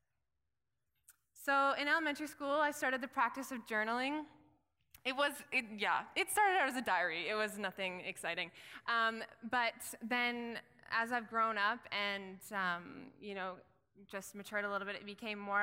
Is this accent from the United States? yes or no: no; Williams Lake, British Columbia, Canada; raised in Williams Lake, BC